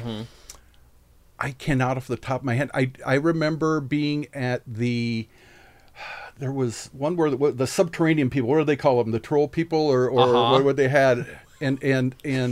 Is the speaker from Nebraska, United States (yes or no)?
yes; Omaha, Nebraska, United States; now in California, United States; I'm originally from Omaha.